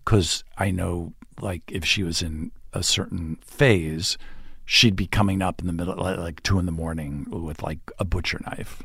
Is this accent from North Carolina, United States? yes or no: no; Montvale, New Jersey, United States; moved away; I grew up in New Jersey